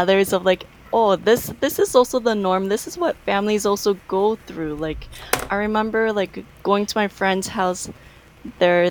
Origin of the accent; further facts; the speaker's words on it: Canada; as an Asian family growing up in Canada